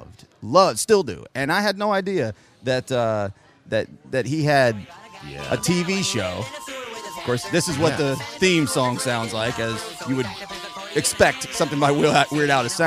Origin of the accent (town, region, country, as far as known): Oceanside, California, United States; born or raised there; moved away